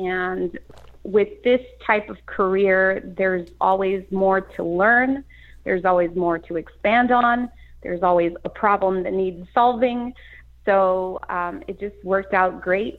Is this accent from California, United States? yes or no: yes; Los Angeles, California, United States; I grew up in East Los Angeles, Boyle Heights, then moved further inland